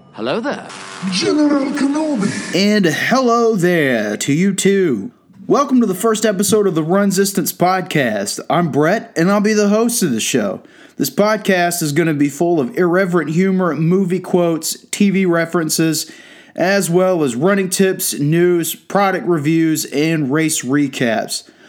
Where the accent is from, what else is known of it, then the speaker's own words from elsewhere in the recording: Georgia, United States; I'm from Georgia